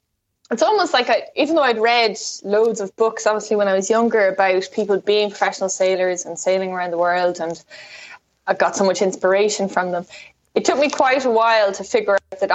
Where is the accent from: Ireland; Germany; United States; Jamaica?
Ireland; Westport, Connacht; I grew up in Westport in County Mayo. So that's, if you haven't been there before, it's just on the shores of Clew Bay, which is really amazing, beautiful bay full of islands and amazing beaches.